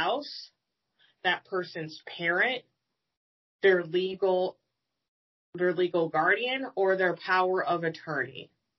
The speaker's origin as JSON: {"language": "English", "country": "United States", "said": "As an American"}